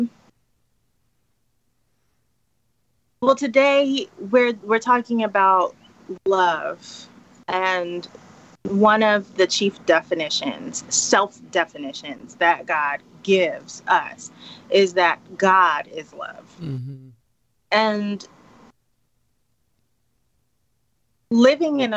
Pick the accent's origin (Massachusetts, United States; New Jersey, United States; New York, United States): New York, United States; New York City; moved away as an adult; also born or lived in Jamaica (ancestry); now in Dallas, United States; living and growing up in the Bronx